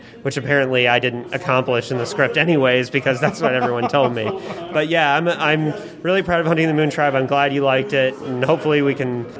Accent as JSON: {"language": "English", "region": "Indiana", "country": "United States", "tie": "born or raised there", "also_born_or_lived": "California", "moved": "yes", "lives_now": "Portland, United States", "said": "when I was a kid growing up in Indiana"}